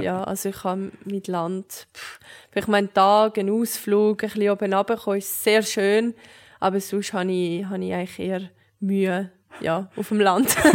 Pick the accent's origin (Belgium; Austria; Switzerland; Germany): Switzerland; Zurich; ich bin in Zürich aufgewachsen